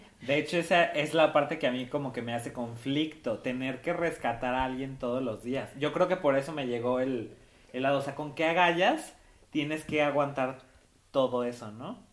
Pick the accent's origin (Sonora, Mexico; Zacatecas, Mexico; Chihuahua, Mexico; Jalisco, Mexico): Jalisco, Mexico; Tepatitlán; mi pueblo de Tepa